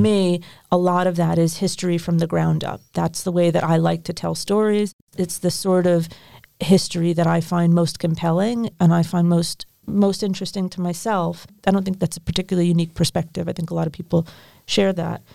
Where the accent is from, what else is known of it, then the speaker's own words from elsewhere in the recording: United States; now in United Kingdom; as an American working for English Heritage